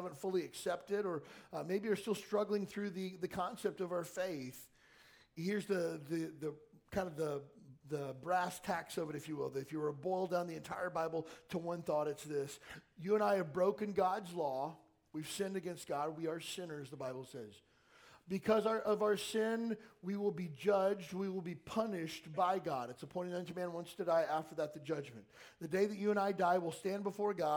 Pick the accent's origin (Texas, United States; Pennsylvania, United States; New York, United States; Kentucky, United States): Kentucky, United States; moved away; also born or lived in California; I grew up in Kentucky